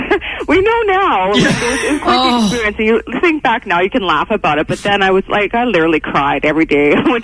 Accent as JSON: {"language": "English", "town": "Edson", "region": "Alberta", "country": "Canada", "tie": "born or raised there", "said": "I grew up in Edson"}